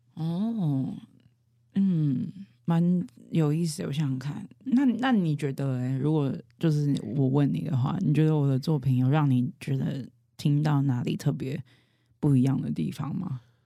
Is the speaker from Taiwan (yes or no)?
yes; Taipei, Taiwan; first language Hakka; Chinese is a second language; 我是四岁前是跟阿公阿婆一起，所以其实客家话还真的就是我的母语，只是之后我回到台北就是城市里面，呃，生活，然后求学